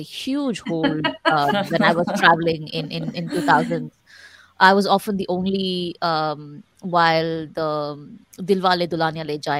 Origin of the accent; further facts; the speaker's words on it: Chennai, Tamil Nadu, India; I was born and raised in Madras, which meant that language was an issue.